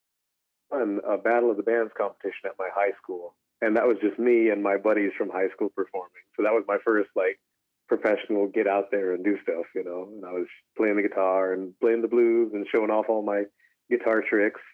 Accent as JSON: {"language": "English", "area": "Elem Indian Colony, Sulphur Bank Rancheria, Lake County", "region": "California", "country": "United States", "tie": "born or raised there", "moved": "as an adult", "lives_now": "Santa Rosa, United States", "said": "I'm from the Ilem Indian Colony of Pomo Indians of the Sulphur Bank Rancheria in Lake County, California, Northern California. About 2.5 hours above San Francisco, up in the mountains, on a beautiful natural lake. I grew up on the reservation."}